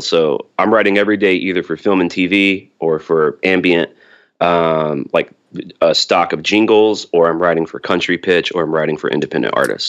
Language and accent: English; Birmingham, Alabama, United States; I'm from Birmingham, Alabama